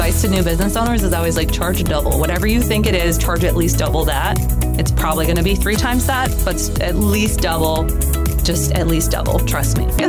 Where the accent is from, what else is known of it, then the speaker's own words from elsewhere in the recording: Cashton, Wisconsin, United States; also born or lived in Mississippi; So we grew up in Cashton.